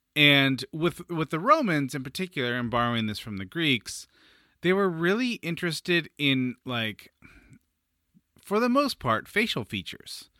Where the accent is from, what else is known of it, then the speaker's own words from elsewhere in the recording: San Francisco, California, United States; I'm from San Francisco, which is famously foggy